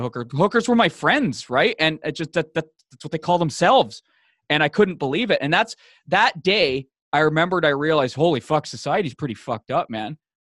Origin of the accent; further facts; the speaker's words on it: Vancouver, British Columbia, Canada; now in Toronto, Canada; I'm, I'm from, uh, from Vancouver, Vancouver, B C, Canada, uh, uh, West Coast City.